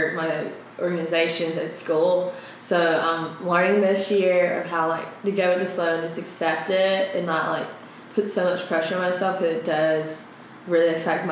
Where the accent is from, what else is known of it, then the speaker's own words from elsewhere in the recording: Birmingham, Alabama, United States; I'm from Birmingham, Alabama